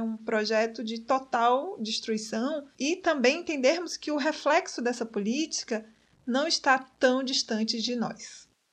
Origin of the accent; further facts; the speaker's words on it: Santa Maria da Vitória, Bahia, Brazil; moved away; eu chegava na minha cidade natal, Santa Maria da Vitória